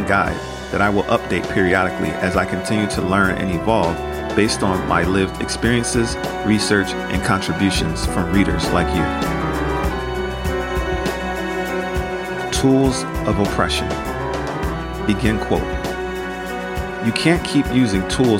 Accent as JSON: {"language": "English", "country": "United States", "tie": "born or raised there", "said": "I internalized growing up in America."}